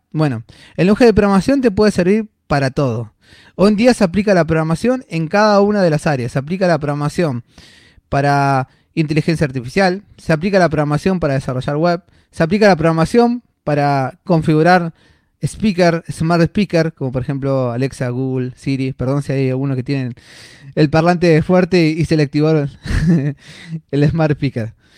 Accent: Buenos Aires, Argentina; soy de acá de Buenos Aires

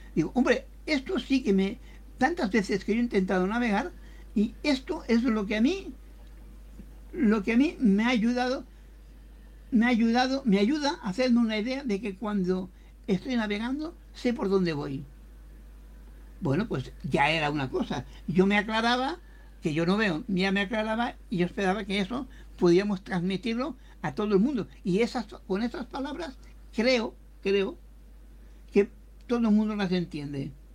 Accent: Catalonia, Spain; somos de Cataluña, los dos

